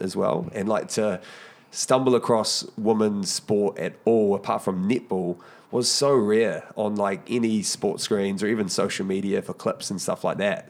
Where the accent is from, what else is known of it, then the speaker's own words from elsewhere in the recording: New Zealand; I know as Kiwis